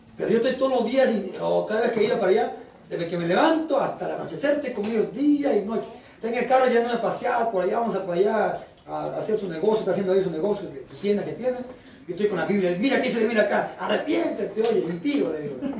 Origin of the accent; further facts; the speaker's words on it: Chimbote, Ancash, Peru; Yo soy de acá en Chimbote. Yo soy de Chimbote